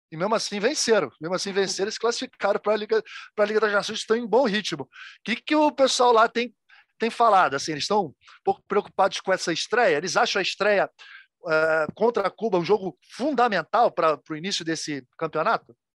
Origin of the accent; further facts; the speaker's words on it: Brazil; porque a gente é brasileiro